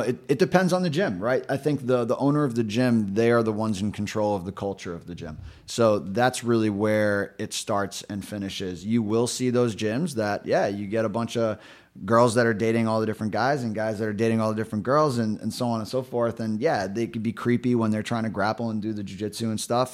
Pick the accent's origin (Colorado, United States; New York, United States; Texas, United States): New York, United States; New York City; now in Rhode Island, United States; I grew up in New York City, born and raised in Brooklyn.